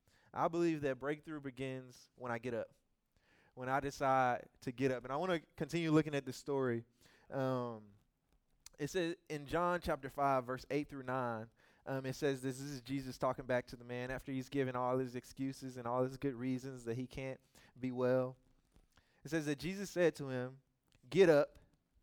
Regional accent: Louisiana, United States; I'm from Louisiana.

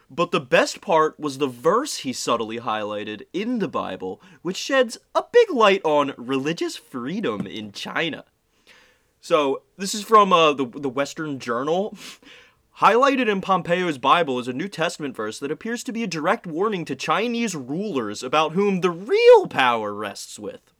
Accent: Ireland; Yeah, the Irish are a hive mind. I'm allowed to say this because I'm Irish.

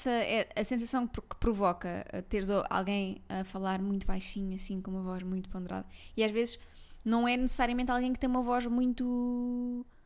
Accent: Malveira, Lisbon, Portugal; Que eu sou da Malveira.

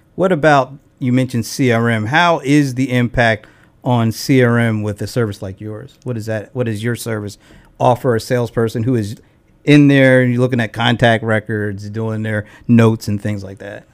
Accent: Delaware, United States; now in Atlanta, United States; I'm from Delaware, so I've been here for about thirteen years

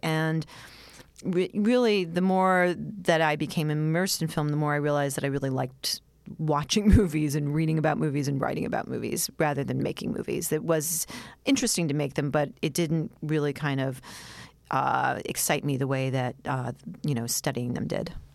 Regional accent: New York City, New York, United States; I grew up, um, in New York City, in the East Village

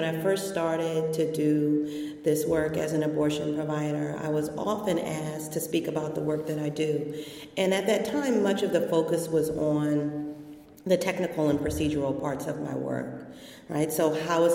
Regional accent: Washington, District of Columbia, United States; I grew up in Washington, D.C., the seat of our federal government

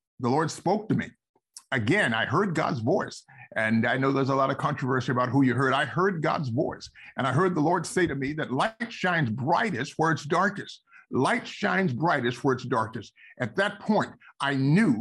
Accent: San Mateo, California, United States; also born or lived in Palo Alto; I grew up in the Bay Area, right across the bay here in San Mateo and Palo Alto.

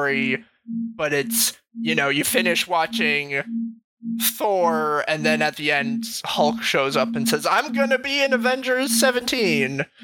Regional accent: Western Massachusetts, United States; I'm not from Eastern Mass, I'm from Western Mass.

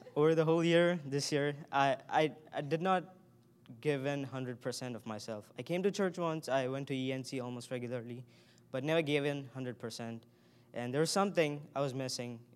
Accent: India; moved away as an adult; now in United States; I grew up in India, and I was raised in a Hindu family.

